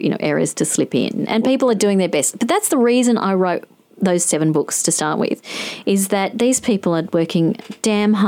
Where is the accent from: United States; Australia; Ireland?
Australia; Adelaide, South Australia; I was born a few weeks after them, but we grew up in Adelaide